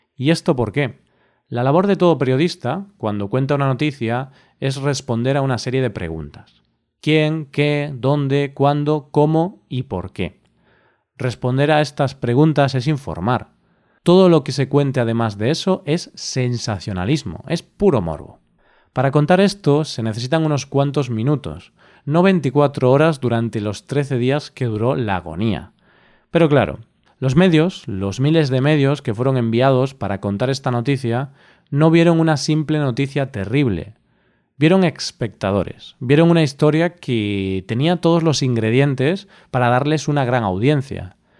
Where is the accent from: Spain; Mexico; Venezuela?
Spain; cómo somos los españoles